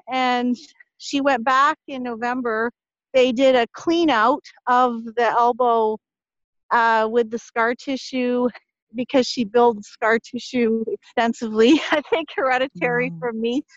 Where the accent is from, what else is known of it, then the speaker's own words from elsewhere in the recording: Ottawa, Ontario, Canada; also born or lived in Montreal; I grew up in Ottawa, Ontario. I was born in Montreal, Cine Montreal. Uh, so I was most of my upbringing was in Ottawa